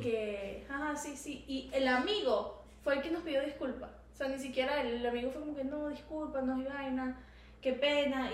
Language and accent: Spanish; Venezuela; moved away; yo soy venezolana